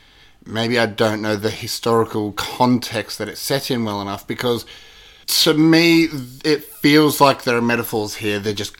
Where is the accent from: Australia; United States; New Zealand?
Australia; As an Aussie